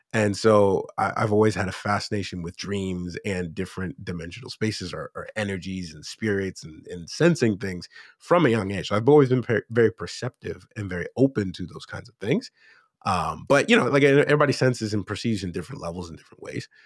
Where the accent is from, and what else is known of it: Erie, Pennsylvania, United States; born or raised there; moved away as an adult; now in South Korea